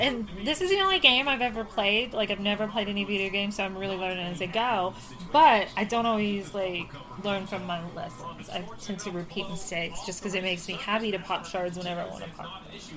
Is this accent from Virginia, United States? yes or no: yes; Virginia, United States; we're from Virginia